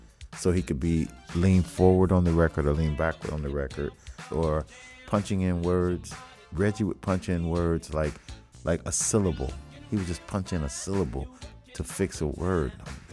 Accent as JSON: {"language": "English", "town": "Cincinnati", "region": "Ohio", "country": "United States", "tie": "born or raised there", "said": "Growing up listening to music, I grew up in Cincinnati, and I listened to everything I loved"}